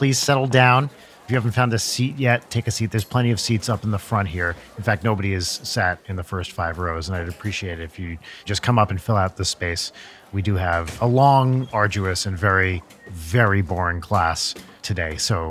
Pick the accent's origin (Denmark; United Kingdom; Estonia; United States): United Kingdom; accent: British; So in typical British fashion, of course, you can tell from my accent, we are here in the United Kingdom at a British university, or a uni, as we call it here.